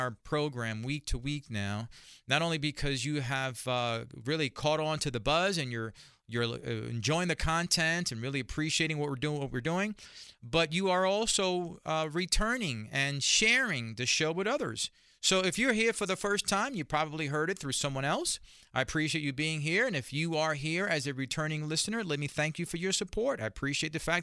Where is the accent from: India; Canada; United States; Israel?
United States; New York City, New York; as a young man growing up in Spanish Harlem